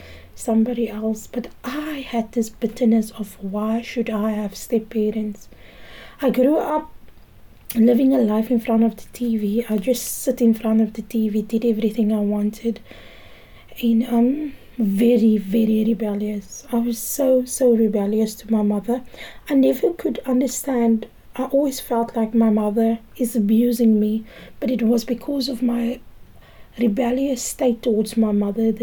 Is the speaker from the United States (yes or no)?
no; Cape Town, Western Cape, South Africa; I grew up in the Cape Flats. I grew up in Valhalla Park and Manenberg.